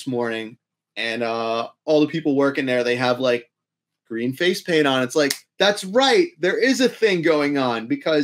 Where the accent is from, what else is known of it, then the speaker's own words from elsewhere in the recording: New York, United States; now in Philadelphia, United States; we're both from New York too